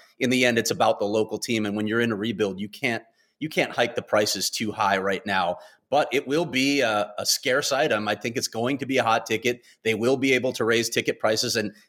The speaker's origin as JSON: {"language": "English", "town": "Chicago", "region": "Illinois", "country": "United States", "tie": "born or raised there", "said": "I grew up in Chicago in the United Center."}